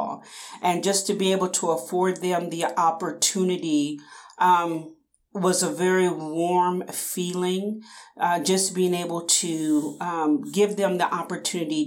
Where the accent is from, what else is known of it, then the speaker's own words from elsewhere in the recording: Topeka, Kansas, United States; I am born and raised in Topeka, Kansas. I've spent my entire life in Kansas.